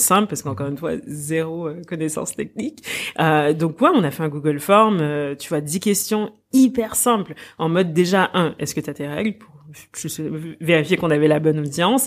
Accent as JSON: {"language": "French", "region": "Quebec", "country": "Canada", "tie": "born or raised there", "moved": "as an adult", "said": "j'ai grandi au Québec"}